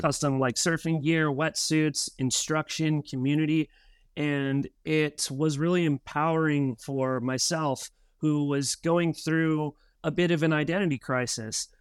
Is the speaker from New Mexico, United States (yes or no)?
yes; Albuquerque, New Mexico, United States; moved away as an adult; also born or lived in Oregon; now in San Diego, United States; Myself was born and raised in Albuquerque, New Mexico